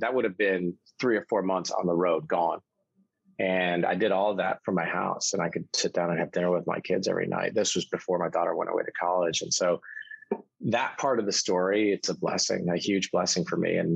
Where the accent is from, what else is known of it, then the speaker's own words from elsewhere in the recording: Detroit, Michigan, United States; also born or lived in Kalamazoo, Michigan; I grew up all over the state of Michigan, both in a small town called Kalamazoo and around Detroit